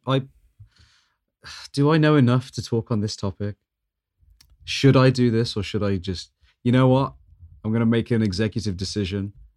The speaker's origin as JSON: {"language": "English", "town": "Birmingham", "region": "West Midlands", "country": "United Kingdom", "tie": "born or raised there", "said": "growing up in Birmingham"}